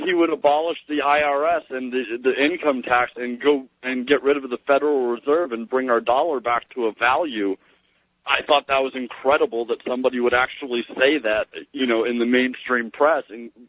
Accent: Los Angeles, California, United States; also born or lived in Florida; now in New Hampshire, United States; I was raised in Los Angeles and then in Florida, so mm-hmm. I'm used to the beach, and so that's, you know, definitely comforting.

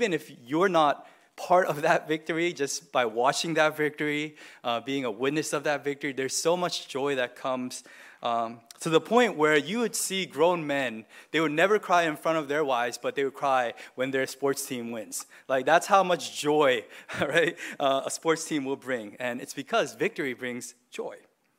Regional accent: Boston, Massachusetts, United States; So I was born near Boston, and so I always say my home city is Boston. And I follow all the teams in Boston.

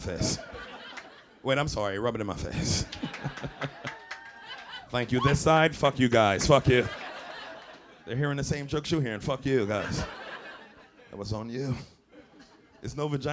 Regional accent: New York City, New York, United States; I'm from Brooklyn, too.

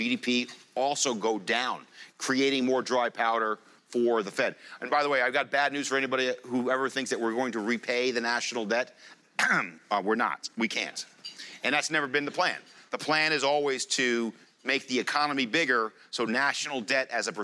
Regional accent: United States; I'm an American.

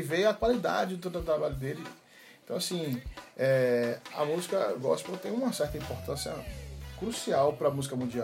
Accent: Salvador, Bahia, Brazil; minha terra, Salvador

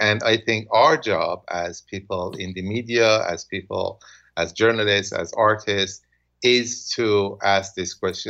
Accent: Iran; moved away as an adult; I grew up in Iran. I left Iran when I was 18, so originally, and then I went back to Iran again when I was 29.

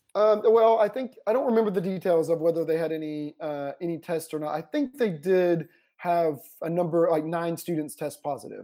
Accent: Paulding County, Georgia, United States; moved away; my hometown, um, which is Paulding County, Georgia

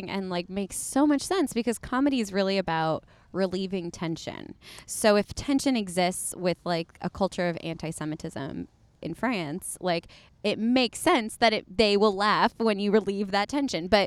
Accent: United States; I'm American.

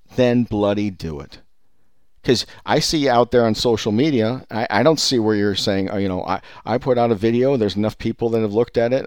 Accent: Silicon Valley, California, United States; I was born and raised in Silicon Valley

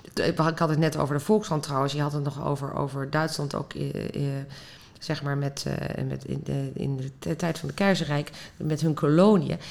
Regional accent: Netherlands; wij zijn als Nederlanders

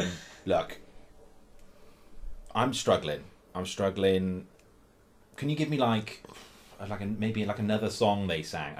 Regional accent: Abergavenny, Wales, United Kingdom

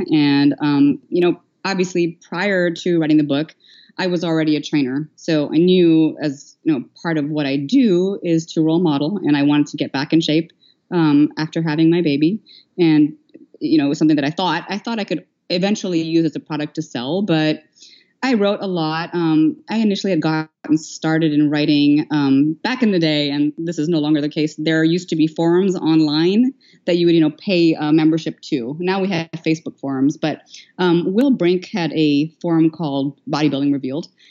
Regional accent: Philippines; moved away; I was born and raised in the Philippines, though I am of Indian descent

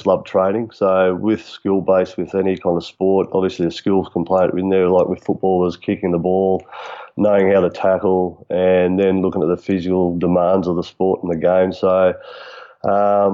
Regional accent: Canberra, Australian Capital Territory, Australia; I was born here in Canberra, where I'm currently working

